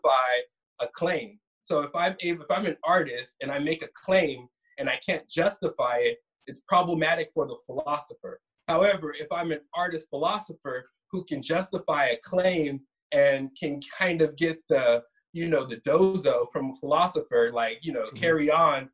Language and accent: English; Sacramento, California, United States; I'm from Sacramento. I was originally born in Sacramento